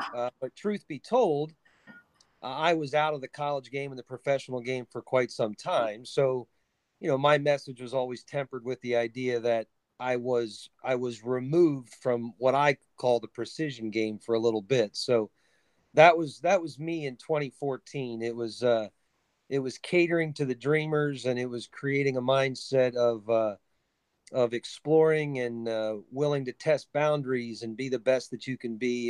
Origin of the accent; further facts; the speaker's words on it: New Cumberland, Pennsylvania, United States; my hometown is New Cumberland, Pennsylvania